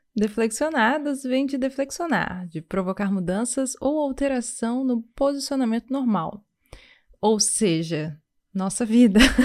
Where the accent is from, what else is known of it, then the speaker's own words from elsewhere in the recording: Vitória, Espírito Santo, Brazil; moved away as an adult; now in Montreal, Canada; A gente vem do Brasil, mais especificamente de Vitória, no Espírito Santo